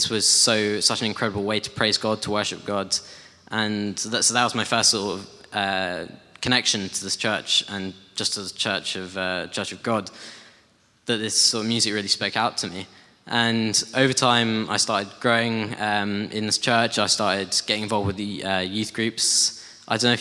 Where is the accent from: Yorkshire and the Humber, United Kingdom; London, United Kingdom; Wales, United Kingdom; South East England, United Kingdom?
South East England, United Kingdom; Guildford; also born or lived in Hull / United States; And been living in Guildford ever since.